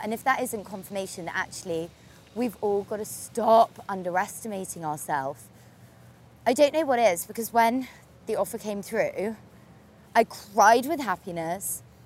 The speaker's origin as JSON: {"language": "English", "town": "Torquay", "region": "South West England", "country": "United Kingdom", "tie": "born or raised there", "moved": "yes", "lives_now": "London, United Kingdom", "said": "I grew up in Torquay on the sea"}